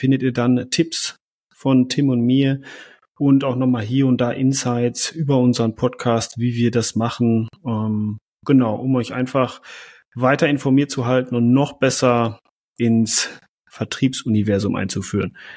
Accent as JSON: {"language": "German", "region": "North Rhine-Westphalia", "country": "Germany", "said": "Ich sage immer einfach ein, sagen wir bei uns im Münsterland so."}